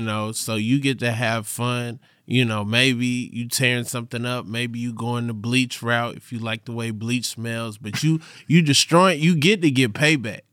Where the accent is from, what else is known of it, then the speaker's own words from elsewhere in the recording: Atlanta, Georgia, United States; from Atlanta, Georgia